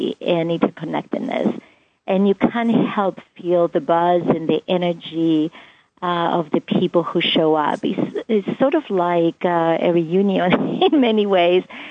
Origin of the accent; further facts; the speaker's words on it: Cyprus; moved away; In the culture where I grew up, I'm from the Greek island of Cyprus